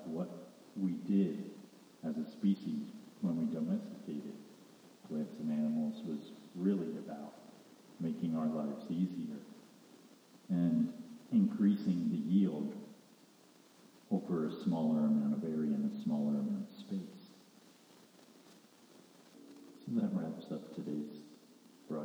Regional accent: Pennsylvania, United States; where I grew up in Pennsylvania

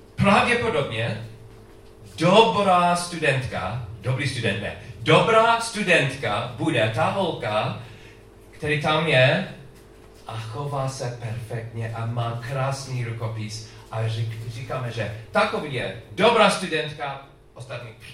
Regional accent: United States; Czech is a second language; u nás v Americe

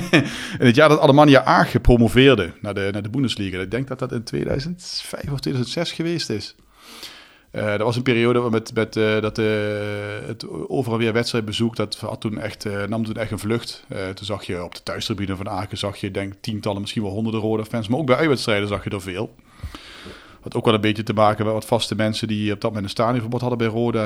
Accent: Netherlands; wij als Nederlanders

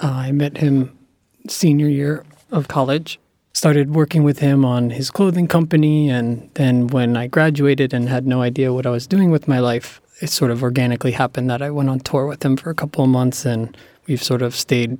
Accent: Cranford, New Jersey, United States; My hometown, Cranford, New Jersey, tried to open a skate park there.

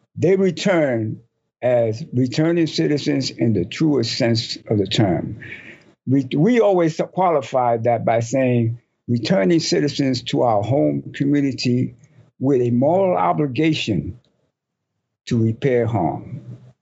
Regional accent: New York City, New York, United States; I grew up in Spanish Harlem

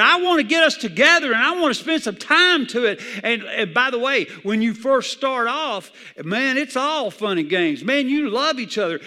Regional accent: the South, United States; I grew up in the South where everybody had a Bible

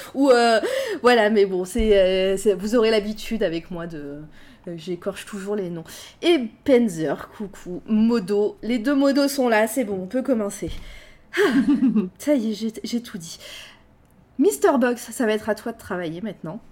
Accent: Clermont-Ferrand, Auvergne-Rhône-Alpes, France; avec Candy, en fait, on vient de Clermont-Ferrand

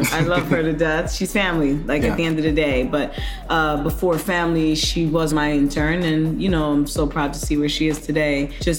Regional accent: New York City, New York, United States; I'm originally from New York, Brooklyn.

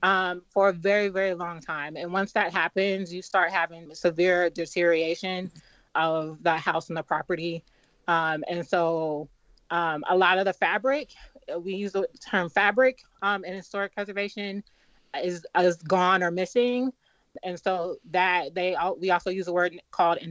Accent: Los Angeles, California, United States; moved away as an adult; now in Philadelphia, United States; I'm from Los Angeles, and I actually lived through the Los Angeles riots in the 90s. I was living in South Central Los Angeles at the time. I was very young

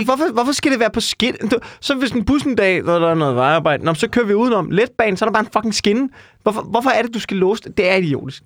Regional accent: Amager, Capital Region of Denmark, Denmark; jeg er jo fra Amager

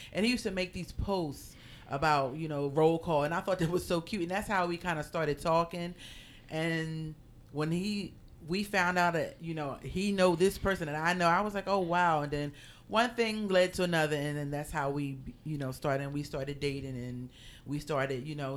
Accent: Philadelphia, Pennsylvania, United States; moved away as an adult; now in New York, United States; I am originally from Philadelphia, and now I live in New York

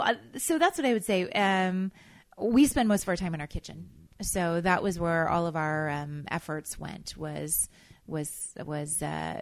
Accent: the South, United States; And a lot of that comes from growing up in the South.

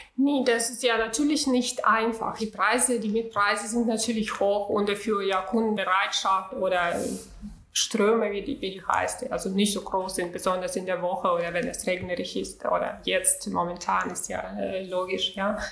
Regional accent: Urals, Russia; German is a second language; moved away as an adult; now in Hamburg, Germany; ich bin in Russland, äh, in äh, ganz kleine Provinz, ganz kleine Stadt geboren, in Ural, das ist in der Nähe von Sibirien

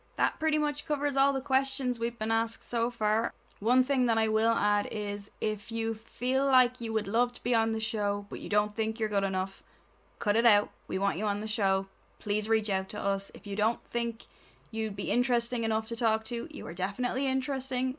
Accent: Ireland; we're Irish

